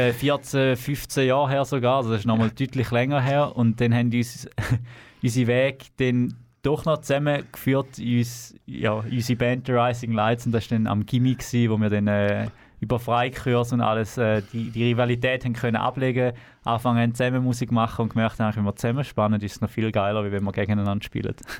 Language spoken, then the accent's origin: German; Thurgau, Switzerland; moved away as an adult; now in Canton of Zurich, Switzerland; wir sind im Thurgau geboren, sind dort aufgewachsen